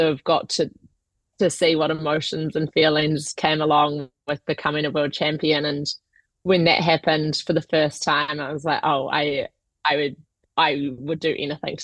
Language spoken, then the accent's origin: English; New Zealand; moved away as an adult; now in United Kingdom; I'm originally from New Zealand, born and raised there up until about 2 years ago when I moved to the UK.